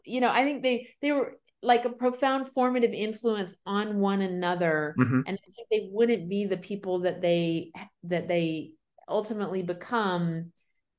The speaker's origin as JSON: {"language": "English", "region": "Prince Edward Island", "country": "Canada", "tie": "born or raised there", "also_born_or_lived": "Sarasota, Florida, United States", "moved": "yes", "said": "I was born in Sarasota, raised around there for a few years. And then my family, my parents kind of on a whim moved to Prince Edward Island in Canada, which is right above Maine."}